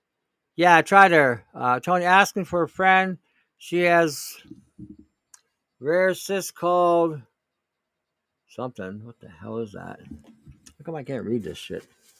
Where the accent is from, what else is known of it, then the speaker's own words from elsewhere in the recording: Pickering, Ontario, Canada; now in British Columbia, Canada; I grew up in Pickering, but I live in BC for the past 20.